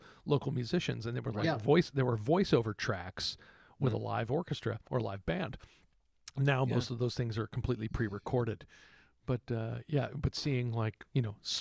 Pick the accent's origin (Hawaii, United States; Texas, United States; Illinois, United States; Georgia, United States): Texas, United States; I was from Texas.